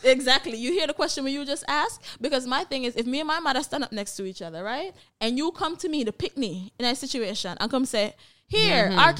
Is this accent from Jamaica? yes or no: yes; Jamaica; not to shame my poor little country, but we grew up in Jamaica too